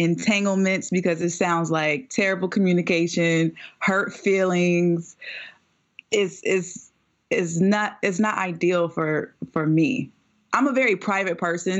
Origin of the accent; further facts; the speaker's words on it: Chapel Hill, North Carolina, United States; I'm from North Carolina